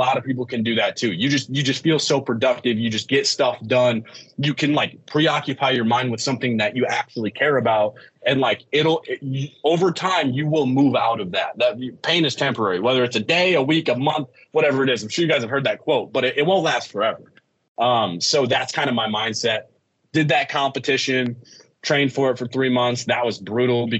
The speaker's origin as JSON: {"language": "English", "country": "United States", "tie": "born or raised there", "said": "my hometown where I grew up. I'm from the Quad City. It's called the Quad Cities"}